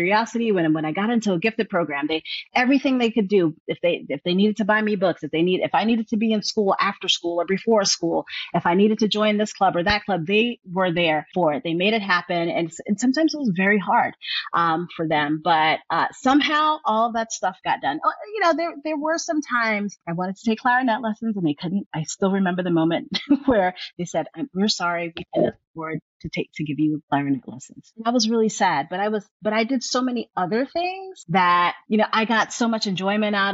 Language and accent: English; New York City, New York, United States; moved away as an adult; also born or lived in rural New Jersey / the South; Born and raised in New York City